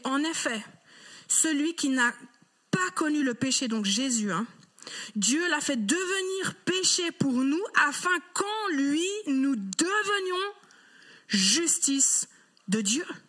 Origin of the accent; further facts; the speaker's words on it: Geneva, Switzerland; j'ai grandi à Genève